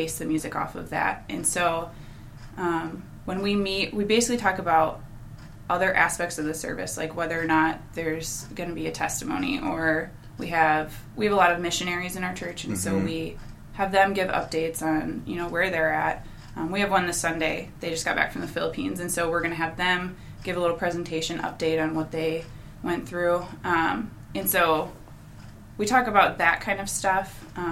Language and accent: English; Hudsonville, Michigan, United States; I grew up in the Hudsonville area, so I'm familiar with Holland, Grand Rapids, all that area